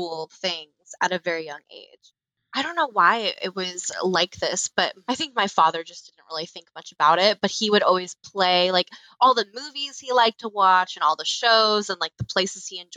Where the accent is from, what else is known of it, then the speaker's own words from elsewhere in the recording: Florida, United States; now in Chicago, United States; I grew up in Florida.